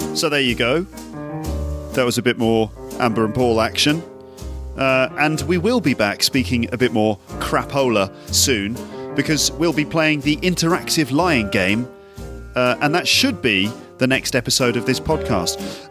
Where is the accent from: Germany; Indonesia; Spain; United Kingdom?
United Kingdom; England; accent: English; now in Paris, France; we're from England, so we've got, you know, English accents.